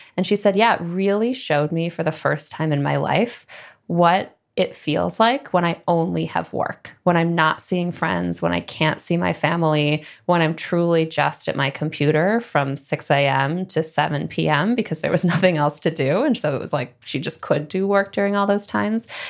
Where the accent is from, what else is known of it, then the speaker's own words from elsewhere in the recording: Midwest, United States; moved away as an adult; also born or lived in San Francisco / New York; I grew up in the Midwest